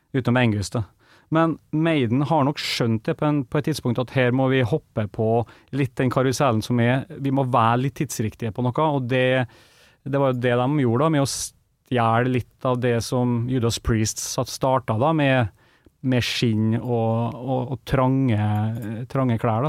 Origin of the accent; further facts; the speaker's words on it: Kristiansund, Møre og Romsdal, Norway; hjemme i Kristiansund